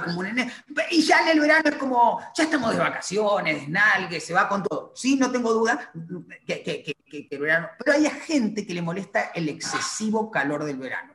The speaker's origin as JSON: {"language": "Spanish", "area": "Teolina", "region": "Santa Fe", "country": "Argentina", "tie": "born or raised there", "moved": "as an adult", "lives_now": "Caracas, Venezuela", "said": "yo soy de Teolina, lo que te decía, un pueblo en la provincia de Santa Fe"}